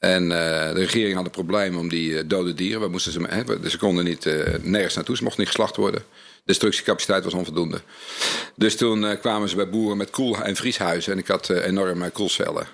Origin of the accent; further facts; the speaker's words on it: North Brabant, Netherlands; ik kom uit Brabant